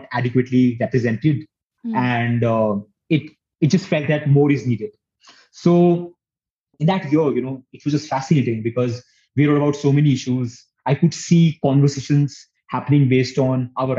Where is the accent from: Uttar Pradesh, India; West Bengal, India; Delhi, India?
Delhi, India; moved away as an adult; also born or lived in Kanpur; now in Mussoorie, India; So I grew up in Delhi, did schooling, high school there, then went to Kanpur for my undergrad, graduated and came back to Delhi